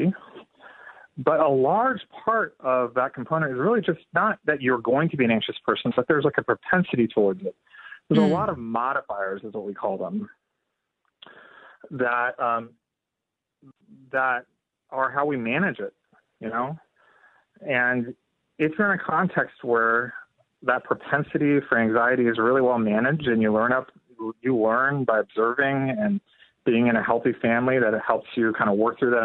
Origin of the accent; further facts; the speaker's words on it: India; now in United States; I'm Indian, and I'm an immigrant